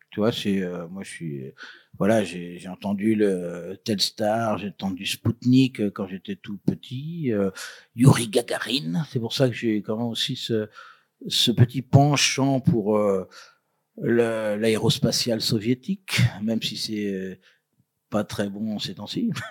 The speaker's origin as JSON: {"language": "French", "region": "Brittany", "country": "France", "said": "je suis breton"}